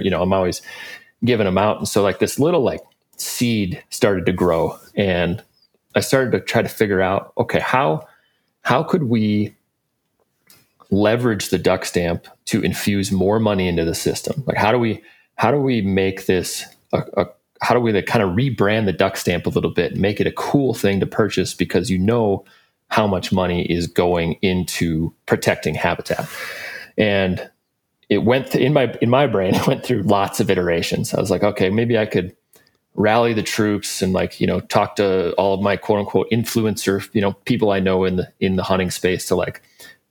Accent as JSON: {"language": "English", "region": "South Dakota", "country": "United States", "tie": "born or raised there", "said": "Josh and I grew up in South Dakota"}